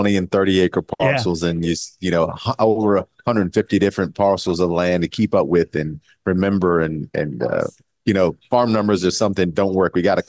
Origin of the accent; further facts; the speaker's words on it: coastal plains of Virginia, United States; Fifth generation farmer from the coastal plains of Virginia. Yeah. My family, we farm in four counties along the northeast corner of Virginia.